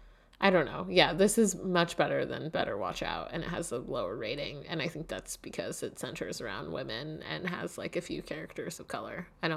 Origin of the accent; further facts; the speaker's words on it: Hillside, New Jersey, United States; I'm from New Jersey too.